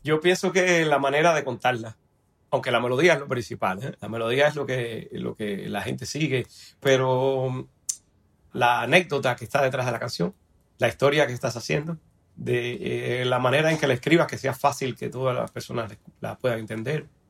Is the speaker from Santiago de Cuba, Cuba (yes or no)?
no; Camagüey, Cuba; moved away as an adult; also born or lived in Havana, Cuba / Miami, United States; now in New York, United States; yo quería salir de Cuba